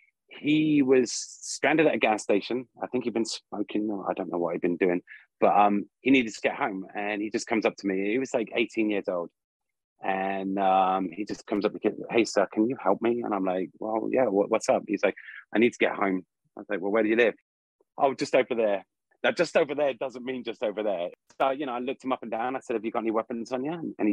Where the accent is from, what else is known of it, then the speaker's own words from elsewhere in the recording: England, United Kingdom; now in United States; I could declare my freedom from England, but I do love my home country as much as I love America. So I feel like I'm English-American.